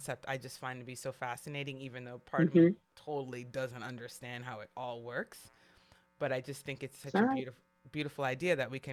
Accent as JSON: {"language": "English", "town": "New York City", "region": "New York", "country": "United States", "said": "as a New Yorker"}